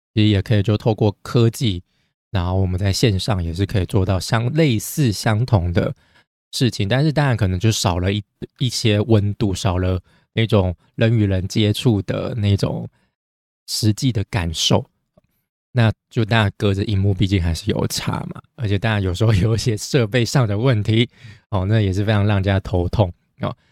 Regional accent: Taiwan; 但我们台湾人已经爽了一年多

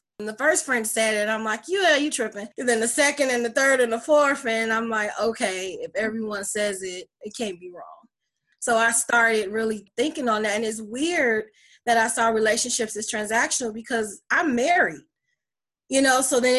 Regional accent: Chicago, Illinois, United States; also born or lived in Detroit; now in Lafayette, United States; I was born in Detroit, Michigan, raised in Chicago, Illinois, and I'm currently in Lafayette, Indiana. I've been here for 3 years.

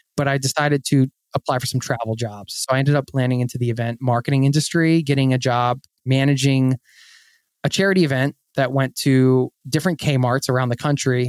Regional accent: Philadelphia, Pennsylvania, United States; I grew up outside of Philadelphia in the suburbs

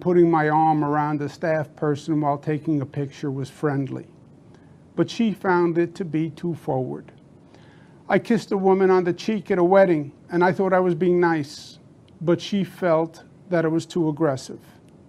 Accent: New York, United States; Now, you know me. I'm a New Yorker, born and bred. I am a fighter.

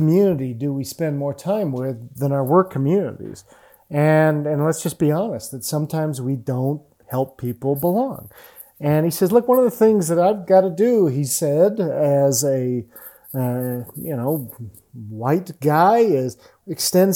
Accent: England, United Kingdom; I'm English too

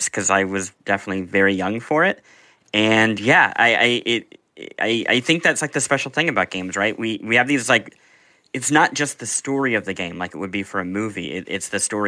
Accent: Midwest, United States; I grew up in the Midwest.

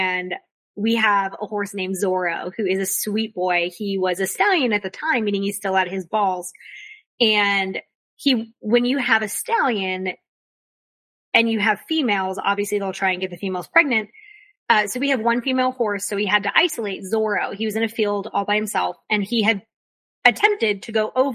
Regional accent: Florida, United States; now in North Carolina, United States; I grew up in Florida

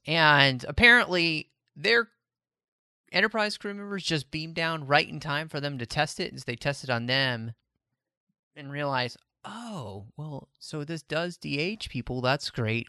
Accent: Texas, United States; born and raised in Texas

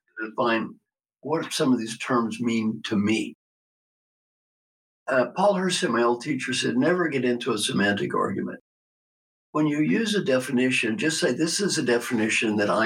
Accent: Valley Station, Kentucky, United States; I was brought up in Valley Station, Kentucky

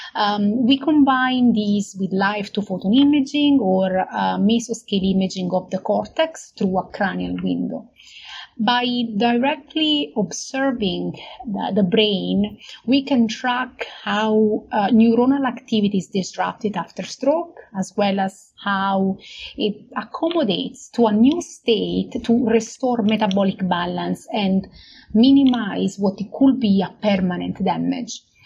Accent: Naples, Campania, Italy; moved away as an adult; also born or lived in Munich, Germany; now in Brisbane, Australia; I studied uh, medical biotechnology at the University of Naples uh, in, uh, in Italy, which is my hometown.

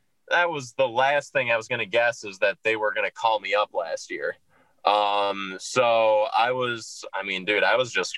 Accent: Minnesota, United States; moved away; I'm from Minnesota originally

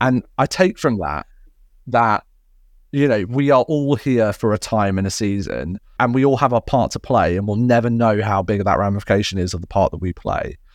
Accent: United Kingdom; now in Surrey, United Kingdom; being a Brit

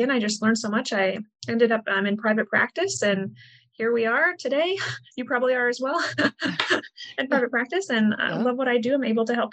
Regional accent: Midwest, United States; I'm from the Midwest, born in the Midwest, raised in what I consider to be a very healthy family

